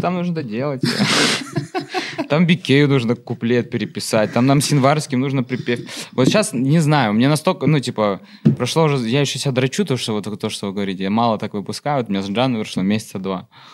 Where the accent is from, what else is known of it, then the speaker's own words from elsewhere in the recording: Sochi, Krasnodar Krai, Russia; moved away as an adult; now in Moscow, Russia; я же из Сочи. Mm-hmm. Я типа там 18 лет жил